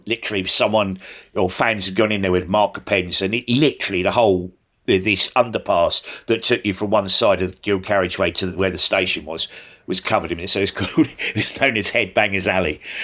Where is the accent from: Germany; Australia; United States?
Australia; Sydney, New South Wales; now in United Kingdom; I grew up in Australia, in S, in Sydney.